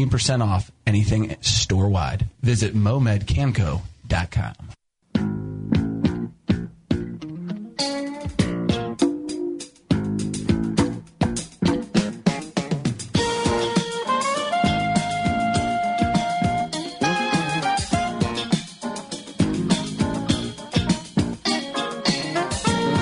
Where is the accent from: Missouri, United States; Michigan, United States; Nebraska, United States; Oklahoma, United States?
Missouri, United States; St. Louis; I'm from St. Louis